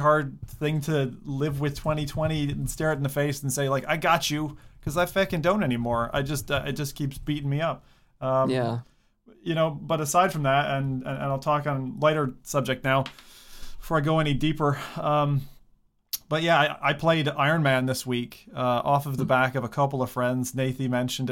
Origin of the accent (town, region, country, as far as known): United States; also born or lived in Alaska